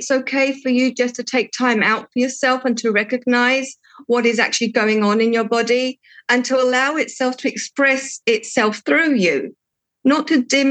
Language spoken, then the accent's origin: English; United Kingdom; accent: English; moved away as an adult; also born or lived in Portugal; now in Cyprus; at a very young age, I moved to the UK, where I had my schooling and my first job. And in the UK, I was working for a financial institution in the corporate world. And that's where I've got my English accent from.